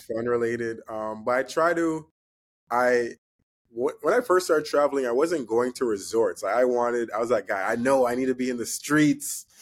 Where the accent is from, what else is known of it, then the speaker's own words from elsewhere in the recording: Canada; being from Canada, being Canadian